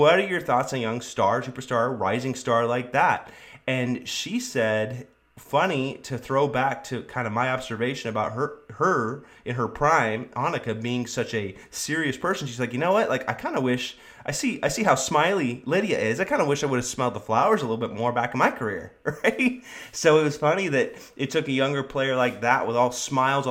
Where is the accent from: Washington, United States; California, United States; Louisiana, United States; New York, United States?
California, United States; Sacramento; growing up in Sacramento, California